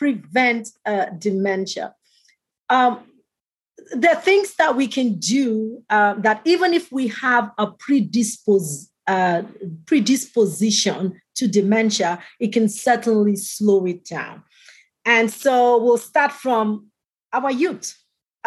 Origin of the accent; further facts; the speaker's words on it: Canada; I'm a Canadian